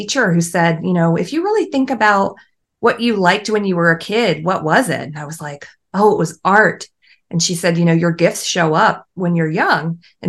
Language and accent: English; Germany; born there; So I was born in Germany. My dad was in the army. So I was an American born abroad. And I had that like military child upbringing where we moved every couple of years or so.